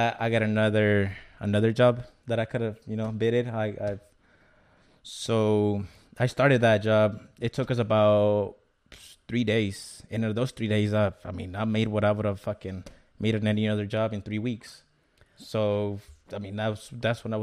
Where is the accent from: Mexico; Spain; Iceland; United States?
Mexico; moved away; I was born in Mexico